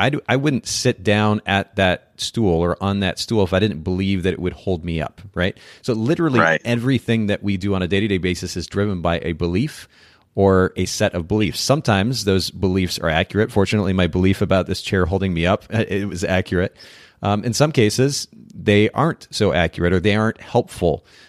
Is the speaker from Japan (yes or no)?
yes; Japan; I grew up in Japan, for those who aren't familiar with that.